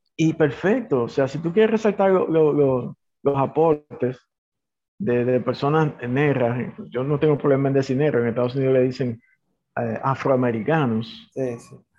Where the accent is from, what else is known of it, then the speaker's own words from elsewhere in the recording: Dominican Republic; aquí somos dominicanos